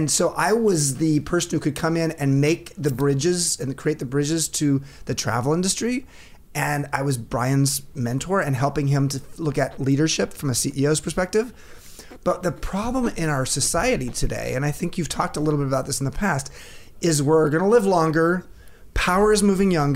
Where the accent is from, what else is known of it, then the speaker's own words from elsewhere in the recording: Long Beach, California, United States; moved away as an adult; now in San Francisco, United States; I grew up in LA, grew up in Long Beach.